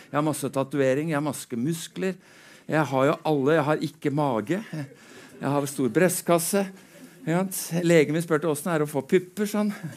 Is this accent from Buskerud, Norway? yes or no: yes; Drammen, Buskerud, Norway; er født og oppvokst i Drammen